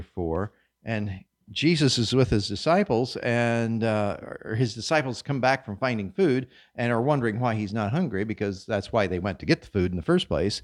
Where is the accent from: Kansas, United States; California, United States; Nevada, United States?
Kansas, United States; moved away; I come from Kansas, hard red winter wheat. We sowed that in the fall